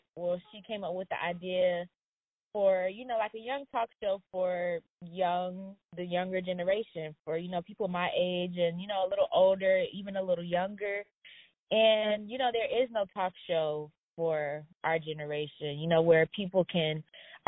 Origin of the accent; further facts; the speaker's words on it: Atlanta, Georgia, United States; I'm from Atlanta, Georgia